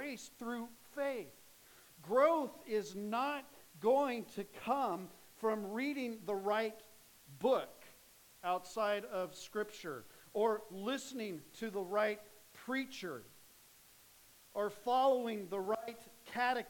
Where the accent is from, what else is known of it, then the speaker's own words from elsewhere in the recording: Phoenix, Arizona, United States; I grew up in Phoenix